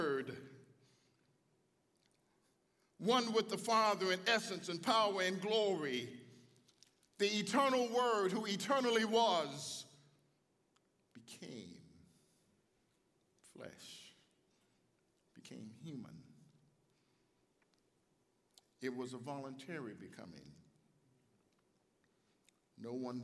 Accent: Chicago, Illinois, United States; I'm from Chicago. I grew up on the south side of Chicago.

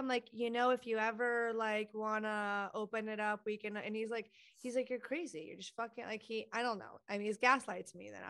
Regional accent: Texas, United States; In Texas.

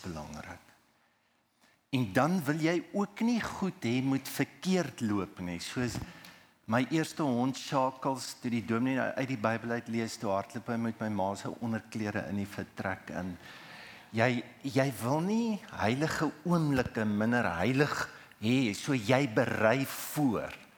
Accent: Heidelberg, South Africa; toe ek klein was, ons het groot geword in Heidelberg

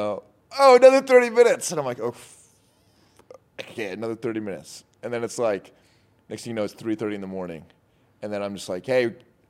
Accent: Utah, United States; I'm from Utah.

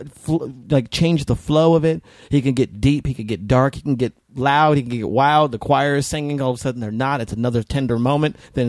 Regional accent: New Mexico, United States; moved away; also born or lived in Las Vegas, Nevada; I was raised in New Mexico before I moved to Vegas. So it was like Southern Baptist

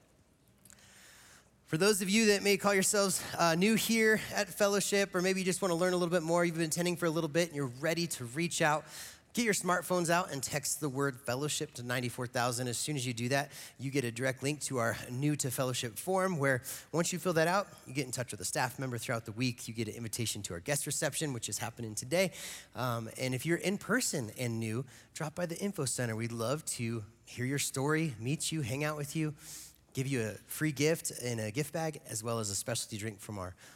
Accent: Eagle, Colorado, United States; also born or lived in Gypsum, Colorado; I grew up in Eagle and Gypsum

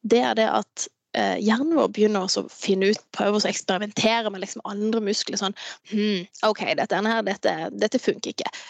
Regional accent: Farsund, Agder, Norway; also born or lived in Andenes; now in Tromsø, Norway; Jeg kommer jo opprinnelig fra, fra Farsund

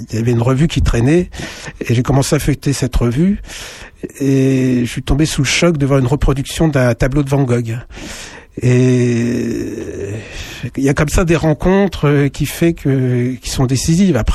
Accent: Sens, Bourgogne-Franche-Comté, France; moi je suis de Sens

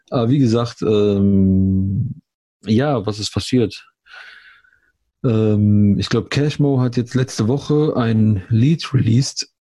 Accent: Germany; aber das sollte doch der gemeinsame Begriff sein, oder? Wir sind Deutsche.

